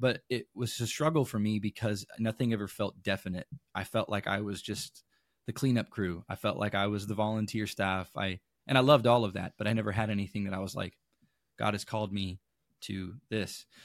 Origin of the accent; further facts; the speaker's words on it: Caribou, Maine, United States; now in St. Louis, United States; I grew up in Maine